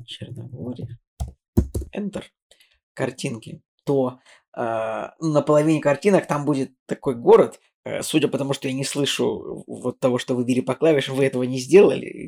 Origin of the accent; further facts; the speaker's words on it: Saint Petersburg, Russia; Мы такие, Санкт-Петербург